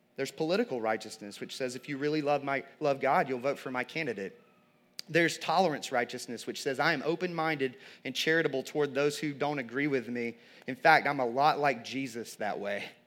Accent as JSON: {"language": "English", "area": "the Bible Belt", "region": "the South", "country": "United States", "tie": "born or raised there", "said": "I grew up in the Bible Belt"}